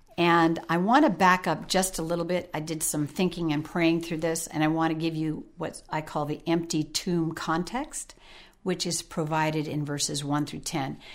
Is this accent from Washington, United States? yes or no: yes; Sequim, Washington, United States; I grew up in Washington State, Squim, Washington